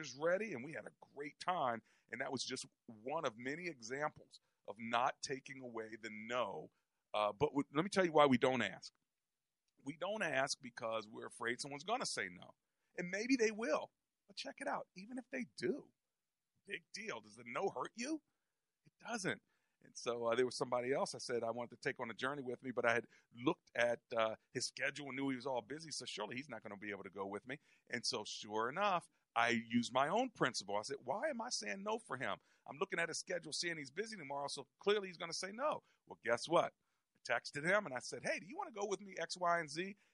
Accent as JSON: {"language": "English", "country": "United States", "said": "we're from America"}